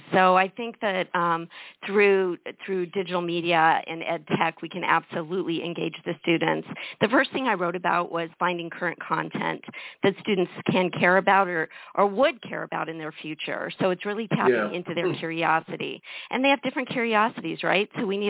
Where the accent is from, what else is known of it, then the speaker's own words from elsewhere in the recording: Colorado, United States; also born or lived in Pacific Northwest; now in Kissimmee, United States; No, actually, I'm originally from Colorado. So I've actually gone from the Pacific Northwest to the middle of the country to now the Southeast. So I've been here about 5 years now.